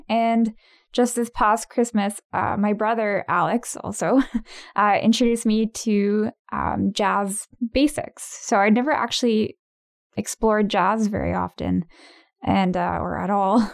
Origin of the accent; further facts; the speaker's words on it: Ottawa, Ontario, Canada; born and raised in Ottawa